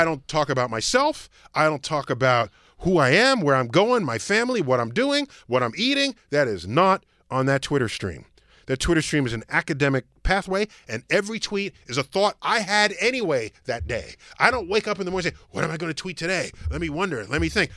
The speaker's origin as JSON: {"language": "English", "town": "New York City", "region": "New York", "country": "United States", "said": "I'm from the Bronx"}